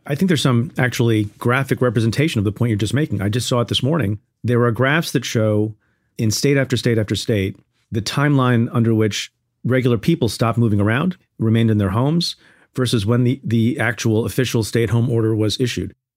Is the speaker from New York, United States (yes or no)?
yes; New York, United States; I'm from New York